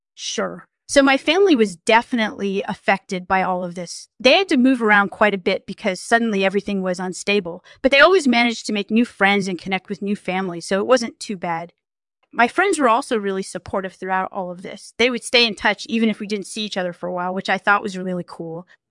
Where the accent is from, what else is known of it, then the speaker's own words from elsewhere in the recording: Hungary; I grew up in Hungary before the wall came down